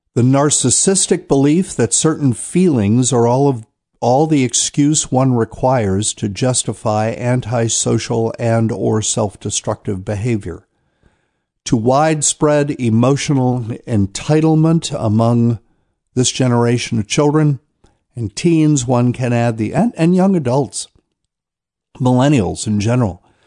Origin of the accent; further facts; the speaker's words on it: New Bern, North Carolina, United States; moved away; my hometown of New Bern, North Carolina